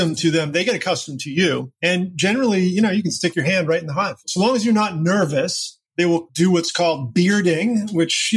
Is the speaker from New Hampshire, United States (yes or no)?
yes; Bethlehem, New Hampshire, United States; moved away as an adult; also born or lived in Boston / Tokyo / Hong Kong / St. Croix; I grew up in a tiny little town called Bethlehem, New Hampshire